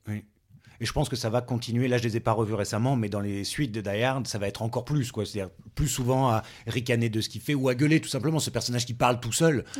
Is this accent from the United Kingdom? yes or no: no; France; on est français aussi